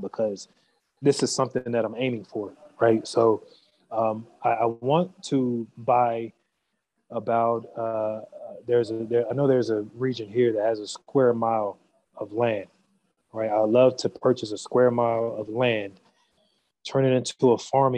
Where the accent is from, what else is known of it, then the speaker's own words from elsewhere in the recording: United States; moved away; me growing up in America